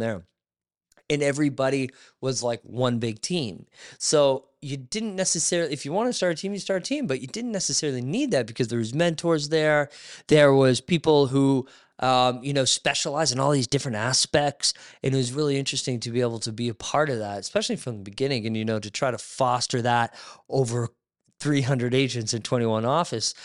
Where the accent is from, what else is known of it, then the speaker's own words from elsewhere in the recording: Barrie, Ontario, Canada; moved away as an adult; now in Niagara, Canada; I grew up in Barrie. I moved to Niagara